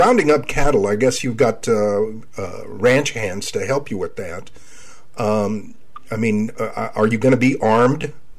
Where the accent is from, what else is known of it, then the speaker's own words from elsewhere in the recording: Laredo, Texas, United States; I was born in Laredo.